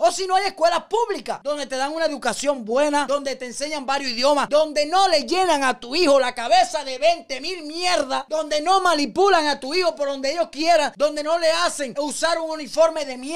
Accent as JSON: {"language": "Spanish", "country": "Cuba", "also_born_or_lived": "Guyana", "moved": "yes", "said": "yo salí desde Cuba a Guyana"}